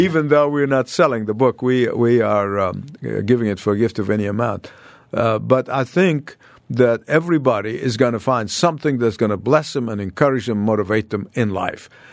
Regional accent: Egypt; moved away as an adult; I escaped from Egypt like Moses.

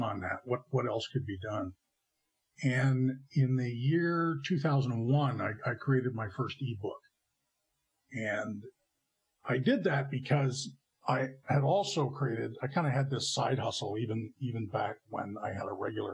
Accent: Canada; moved away as an adult; also born or lived in California, United States; I emigrated from Canada to California

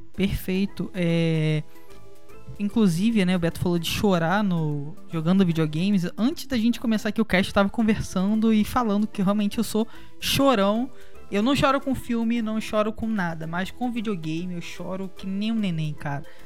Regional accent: Brazil; Como brasileiro e como jogadores também

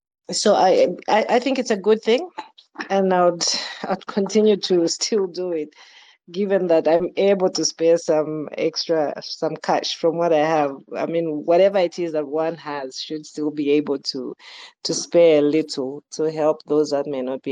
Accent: Zambia; But both of my parents are from Malawi, and they moved to Zambia early. So we grew up and were raised in Zambia

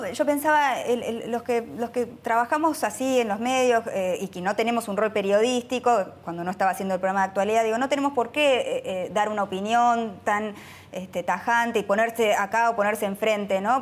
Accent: Argentina; somos argentinos

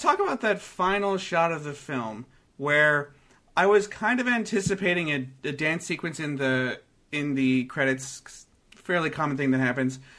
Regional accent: Canada; being from Canada

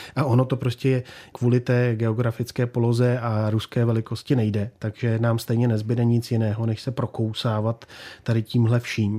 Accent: Czechia; also born or lived in Modřany, Prague; my jako Češi

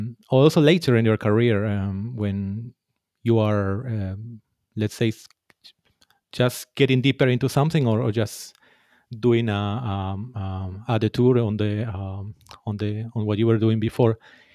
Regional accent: Peru; English is a second language; now in Finland; Yes, as you said, I am from Peru, and I've been living already more than 10 years here in Finland.

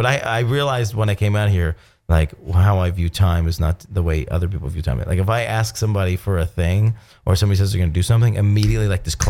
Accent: Baldwinsville, New York, United States; moved away; I grew up in, it's not tiny, but I grew up in Syracuse.

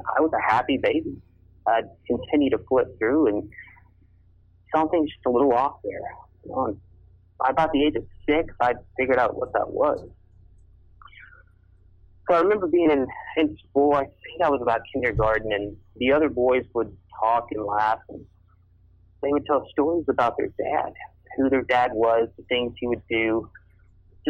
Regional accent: Texas, United States; now in Kansas, United States; I'm originally from Texas

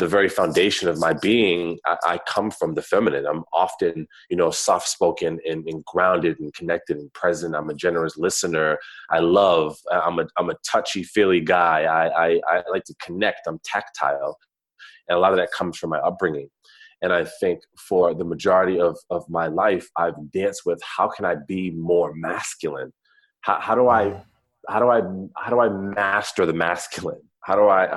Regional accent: East Coast, United States; moved away; So I grew up on the East Coast. I'm an East Coast cat.

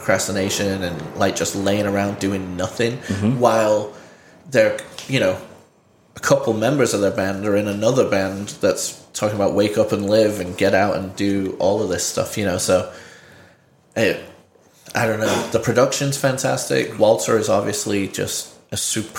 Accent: England, United Kingdom; moved away; also born or lived in San Diego; I'm English

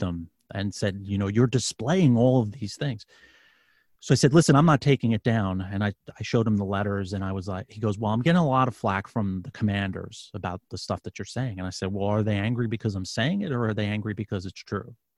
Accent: New York City, New York, United States; now in Virginia, United States; I'm from New York City. I'm a, I'm I live in Virginia now. I'm from New York City

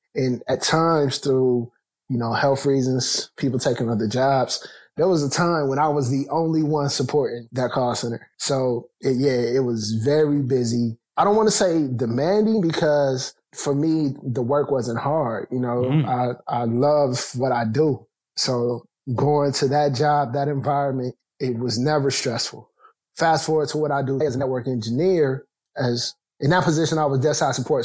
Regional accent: Canton, Ohio, United States; I grew up in the Midwest. I'm from Canton, Ohio

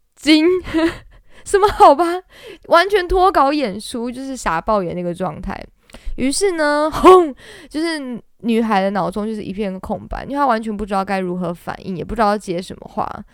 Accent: Taiwan; 我们东方人，或者是我们台湾人

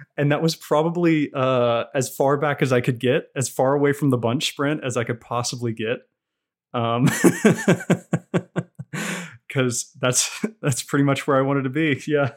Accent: Roanoke, Virginia, United States; now in Banner Elk, United States; I am from Roanoke, Virginia

